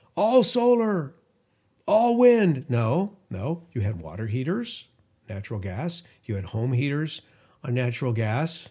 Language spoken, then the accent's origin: English; California, United States; my home state of California